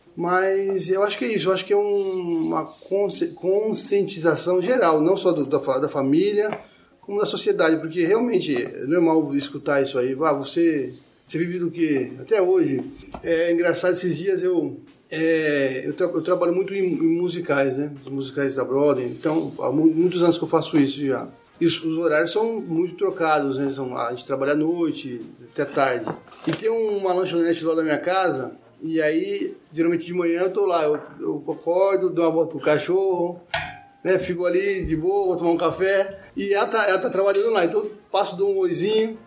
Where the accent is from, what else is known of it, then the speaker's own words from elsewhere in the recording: Penápolis, São Paulo, Brazil; moved away; eu sou de São Paulo, mas eu morei minha infância inteira numa cidade do interior chamada Penápolis